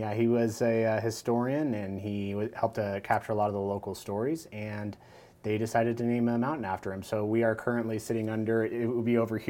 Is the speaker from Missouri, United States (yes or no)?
no; Kernville, California, United States; moved away as an adult; also born or lived in Sacramento; I was born outside of the Valley, but my family moved back when I was about 2. So as far as I can remember, I've always been here.